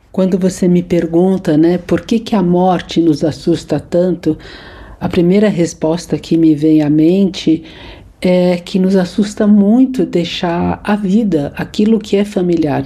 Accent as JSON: {"language": "Portuguese", "region": "São Paulo", "country": "Brazil", "tie": "born or raised there", "said": "nasci em São Paulo"}